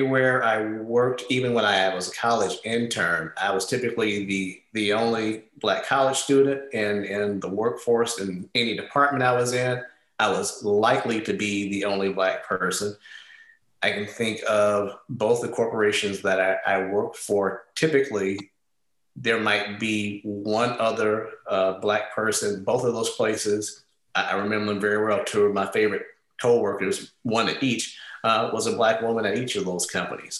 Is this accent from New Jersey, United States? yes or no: no; St. Louis, Missouri, United States; moved away as an adult; fortunate enough to go to the math and science high school in my hometown. I'm from St. Louis